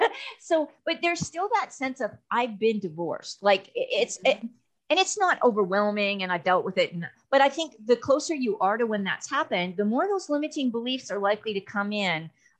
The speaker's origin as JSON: {"language": "English", "country": "Canada", "moved": "yes", "lives_now": "Texas, United States", "said": "I came from Canada to Texas. That was a culture shock."}